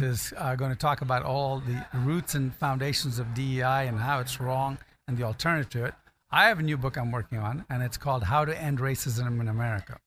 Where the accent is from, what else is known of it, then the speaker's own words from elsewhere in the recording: Ghana; moved away; also born or lived in California; I was born in Ghana, I guess I could qualify as African American